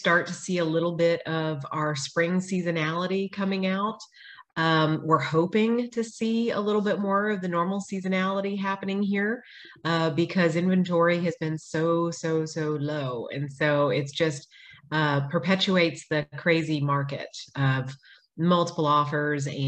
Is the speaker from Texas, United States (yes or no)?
yes; Austin, Texas, United States; now in Georgetown, United States; I grew up in Austin. I've been here over 40 years. And we moved to Georgetown about 6 years ago.